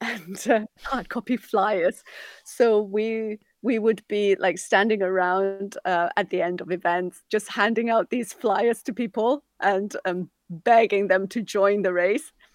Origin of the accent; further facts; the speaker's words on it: Hong Kong; growing up in Hong Kong